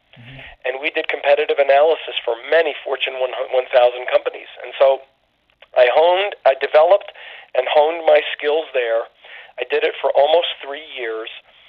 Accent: Reading, Pennsylvania, United States; I grew up outside of Philadelphia, about 60 miles northwest of Philadelphia, outside of Reading.

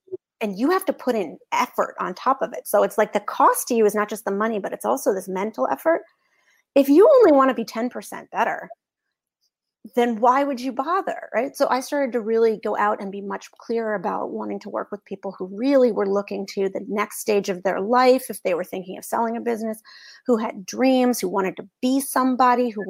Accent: Boston, Massachusetts, United States; I'm from Boston

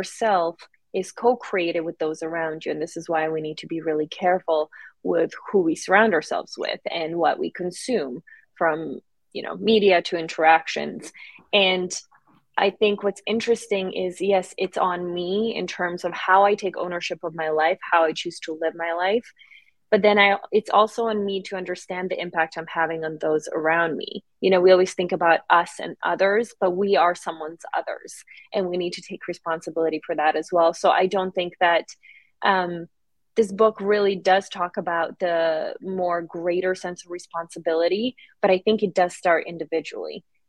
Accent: Serbia; also born or lived in Vlasenica, Bosnia; So I was born in Bosnia during the war, and then we were refugees in Serbia.

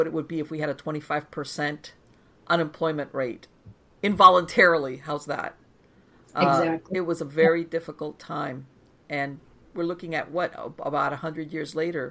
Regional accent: Miami, Florida, United States; moved away as an adult; now in North Florida, United States; I was born and raised in Miami in South Florida, and I moved out here like it's gonna be a year. I live out in the sticks. It's a little town in North Florida

